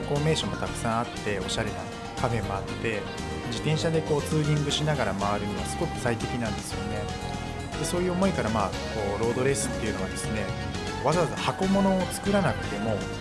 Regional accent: Utsunomiya, Tochigi, Japan; 僕はもう宇都宮出身

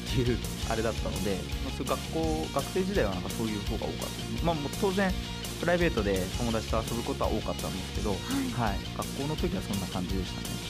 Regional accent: Utsunomiya, Tochigi, Japan; 宇都宮で、えー、生まれ育って、えー、今も在住なんです

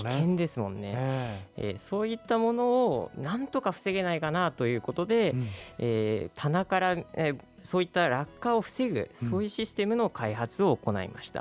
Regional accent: Hanyu, Saitama, Japan; 出身は埼玉県で、はいえーまあ、館林とかに近い羽生というとこなんですけども

